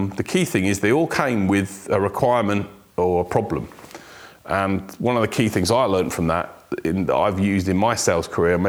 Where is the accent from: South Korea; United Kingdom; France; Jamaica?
United Kingdom; Weston-super-Mare, South West England; also born or lived in South Wales; I was born in South Wales, but my parents moved to the sunny areas of Weston-super-Mare in the UK, if you know it. It's where I grew up.